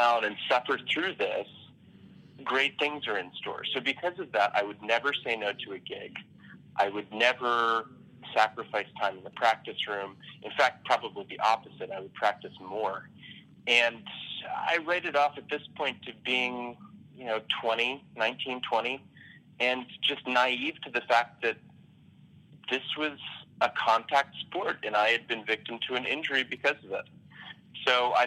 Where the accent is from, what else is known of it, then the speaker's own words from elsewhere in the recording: Atlanta, Georgia, United States; also born or lived in Boston, Massachusetts; now in Baltimore, United States; I'm originally from Atlanta, Georgia